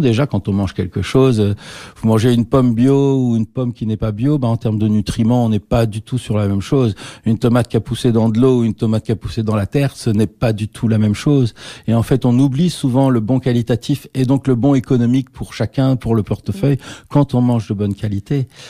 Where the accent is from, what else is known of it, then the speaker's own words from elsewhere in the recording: Liège, Wallonia, Belgium; on a formé au Conservatoire de Liège, on est liégeois